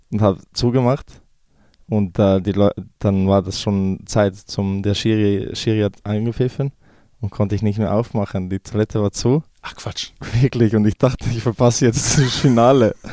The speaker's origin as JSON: {"language": "German", "country": "Switzerland", "tie": "born or raised there", "said": "Also ich, fühl, ich habe mich schon immer als äh, Serbe gefühlt, ähm, ja, weil meine Eltern noch äh, von, da, von da sind. Ähm, aber bin auch der Schweiz sehr dankbar, dass ich äh, in dem Land aufwachsen durfte"}